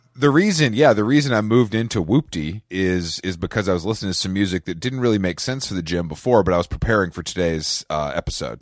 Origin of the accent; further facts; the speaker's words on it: Atlanta, Georgia, United States; I grew up in Atlanta. I'm actually in Atlanta right now